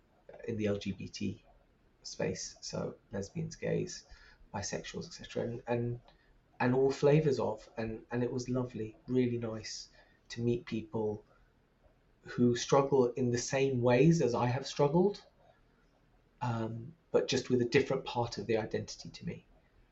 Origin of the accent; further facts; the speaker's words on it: Pakistan; Like this intersectionality of being trans and being a Muslim and being Pakistani and being a person of color.